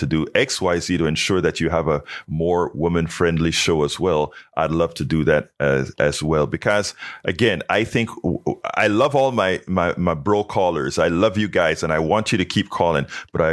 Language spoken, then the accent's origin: English; Panama; now in United States; from the time I came from Panama, before in Panama